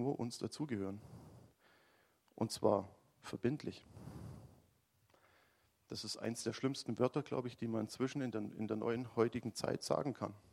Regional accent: Baden-Württemberg, Germany; also ich komme ja aus dem Schwäbischen mit Schaffer, Schaffer, Häusle bauen

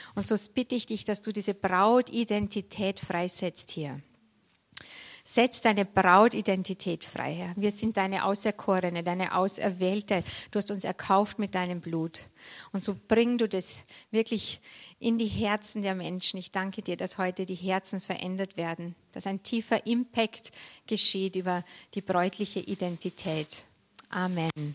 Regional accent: Vienna, Austria; moved away as an adult; also born or lived in Munich / Berlin; now in Freilassing, Germany; Ich, ich komme ursprünglich aus Wien, Niederösterreich

